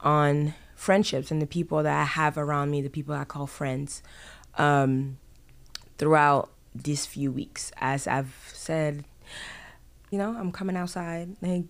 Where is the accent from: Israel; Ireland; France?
France; moved away; also born or lived in Ghana; So I was born in France. Even within France, I traveled, went to school here, was born here, did this here, did this here. I traveled. And then from France going to Ghana and then Ghana coming here.